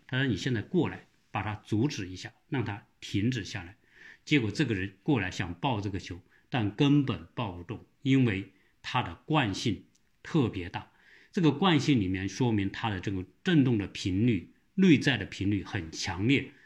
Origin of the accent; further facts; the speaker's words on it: southern China, China; accent: southern accent; moved away; 我这个说话的口音很重， 或者是南方口音啊